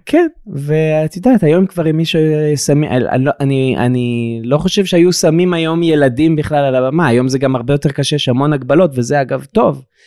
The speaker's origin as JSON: {"language": "Hebrew", "town": "Eilat", "region": "Southern District", "country": "Israel", "tie": "born or raised there", "said": "בתור ילד באילת"}